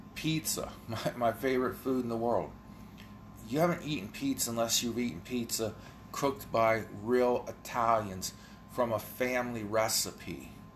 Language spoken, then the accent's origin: English; United States; being an American